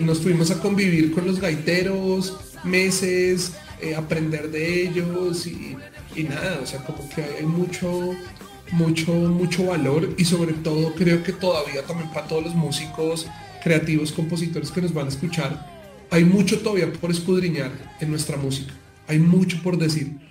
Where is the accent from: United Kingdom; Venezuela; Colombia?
Colombia; Bogotá; somos cachacos, somos rolos